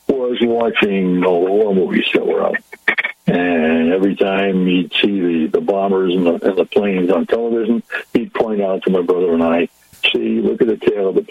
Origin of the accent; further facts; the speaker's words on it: Pawtucket, Rhode Island, United States; I was born in Pawtucket, Rhode Island, and we lived in a very small apartment